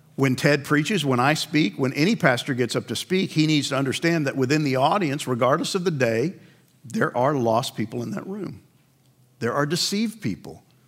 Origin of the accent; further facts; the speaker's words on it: Northeast, United States; I grew up in the Northeast